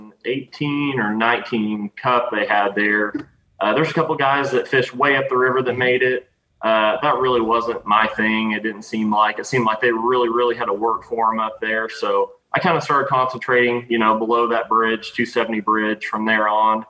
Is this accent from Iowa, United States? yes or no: no; Table Rock Lake, Missouri, United States; I'm from Table Rock